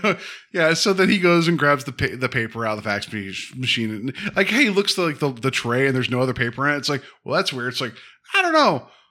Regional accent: West Virginia, United States; I'm from West Virginia

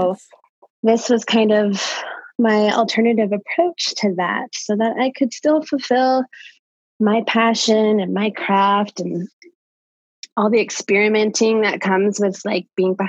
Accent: Boise, Idaho, United States; I grew up in the Boise area, kind of in the valley

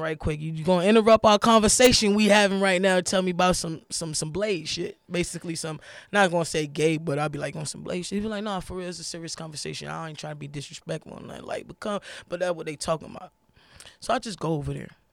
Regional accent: New York, United States; also born or lived in Florida; I was actually born in Florida, but I was raised in New York

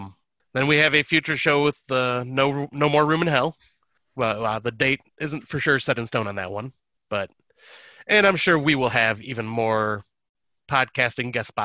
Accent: Michigan, United States; Yep, because I am Michigan, so I am part Canadian in that way.

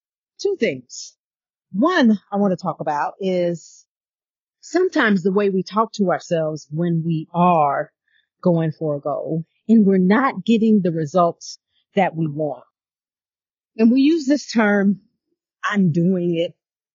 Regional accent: New York City, New York, United States; I was born in Brooklyn

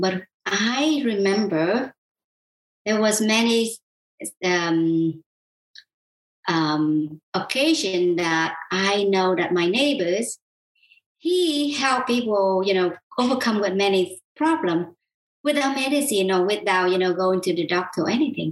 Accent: South Vietnam, Vietnam; moved away; I was born and raised in South Vietnam

